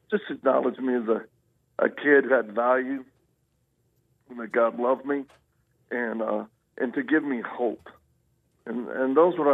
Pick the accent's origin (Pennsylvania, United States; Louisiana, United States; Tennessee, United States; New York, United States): Louisiana, United States; also born or lived in Mississippi / Texas; Well, I, I'm a Southern boy. I was born in Louisiana